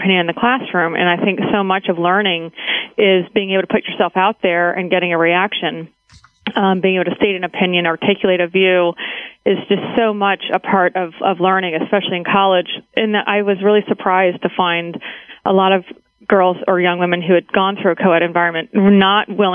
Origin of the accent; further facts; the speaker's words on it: Baltimore, Maryland, United States; moved away as an adult; also born or lived in Massachusetts / Nashville, Tennessee; now in Washington, D.C. suburbs, United States; I grew up in Baltimore, Maryland